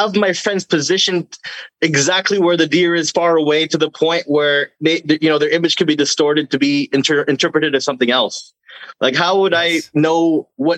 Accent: Philippines; now in Canada; I'm from the Philippines, and my grandfather comes from the northern region where the natives

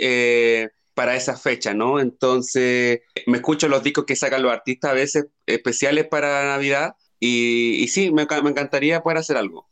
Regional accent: Chile; moved away as an adult; also born or lived in Santiago, Chile; no soy de la capital de Chile, no soy de Santiago, soy de región

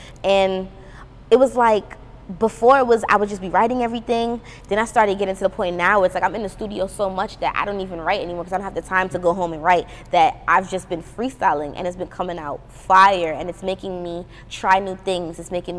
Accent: Brooklyn, New York, United States; also born or lived in Trinidad, Trinidad and Tobago; because it's like I'm genuinely from Brooklyn and I'm genuinely from Trinidad, so I can do that.

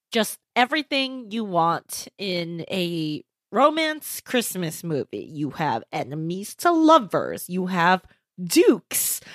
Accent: Southern California, United States; as a Californian, as a Southern Californian

